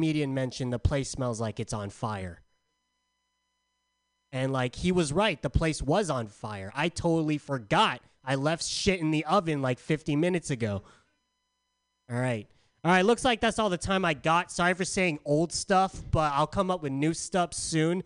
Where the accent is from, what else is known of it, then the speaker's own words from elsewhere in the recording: San Diego, California, United States; now in Bay Area, United States; I'm from San Diego.